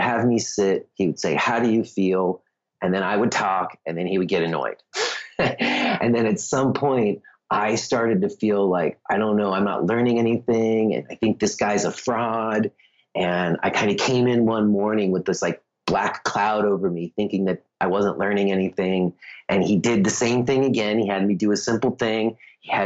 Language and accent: English; New York, United States; now in Easton, United States; I was from New York